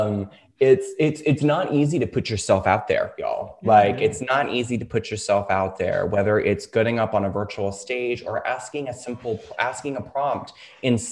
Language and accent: English; the South, United States; As we say in the South where I'm from, bless your heart